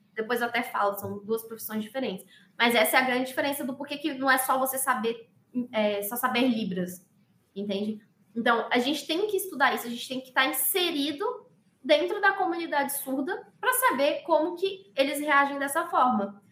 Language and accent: Portuguese; Pernambuco, Brazil; eu tenho 27 anos, eu sou pernambucana